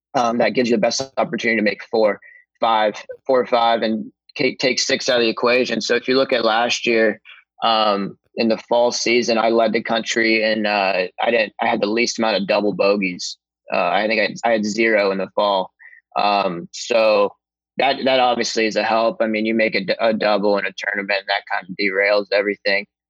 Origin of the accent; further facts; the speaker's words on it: Columbus, Ohio, United States; I've always been a huge hockey fan growing up in Columbus